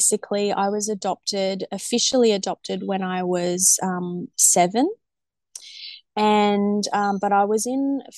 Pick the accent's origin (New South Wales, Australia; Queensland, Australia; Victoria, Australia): New South Wales, Australia; Sydney; we're normally from Sydney